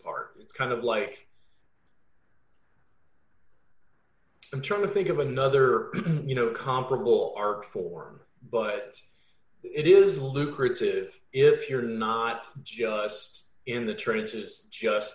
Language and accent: English; Baton Rouge, Louisiana, United States; growing up in Baton Rouge, it was an hour from New Orleans